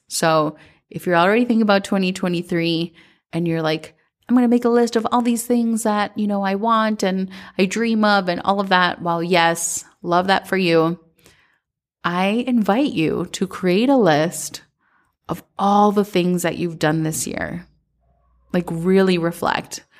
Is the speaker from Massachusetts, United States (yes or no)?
no; Minnesota, United States; growing up in Minnesota